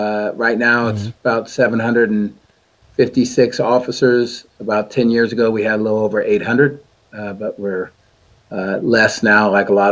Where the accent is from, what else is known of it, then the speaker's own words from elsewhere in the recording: Sacramento, California, United States; I was born and raised here. I've lived here my whole life